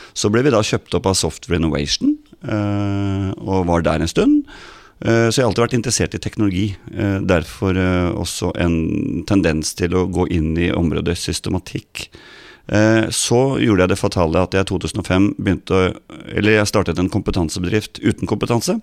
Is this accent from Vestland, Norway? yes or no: no; Ås, Akershus, Norway; jeg var jo avisbud på Ås, der jeg vokste opp